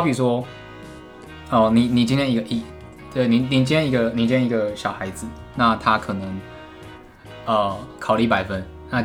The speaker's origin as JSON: {"language": "Chinese", "region": "Tainan", "country": "Taiwan", "said": "我们台南人"}